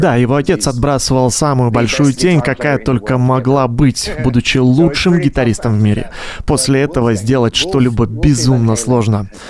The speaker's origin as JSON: {"language": "Russian", "country": "Finland", "tie": "born or raised there"}